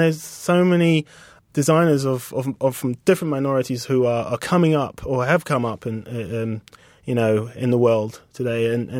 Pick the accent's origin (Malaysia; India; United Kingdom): United Kingdom; accent: British; And she looked at us both, like, in amazement that we came from Mars with, like, these British accents.